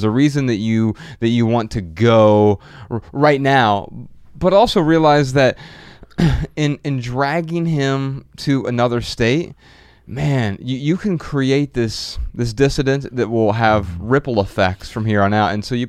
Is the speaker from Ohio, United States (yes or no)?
yes; Dayton, Ohio, United States; moved away as an adult; also born or lived in Missoula, Montana; Growing up in Dayton, Ohio, right?